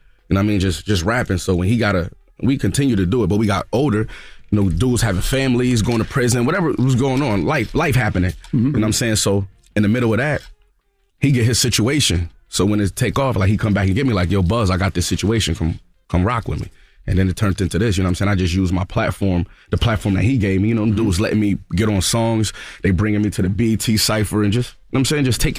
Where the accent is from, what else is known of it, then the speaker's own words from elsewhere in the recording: Buffalo, New York, United States; accent: Buffalo; Even though me, I'm from Buffalo. I talk with a Buffalo accent, not a New York City accent.